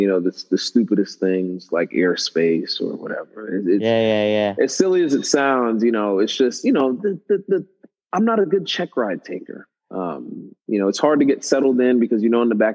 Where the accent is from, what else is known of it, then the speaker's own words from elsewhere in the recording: New York City, New York, United States; now in Atlanta, United States; Born and raised in Brooklyn, New York.